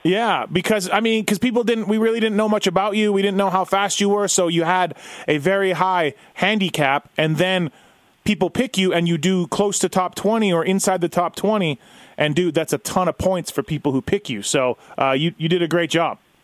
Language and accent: English; Canada; I'm Canadian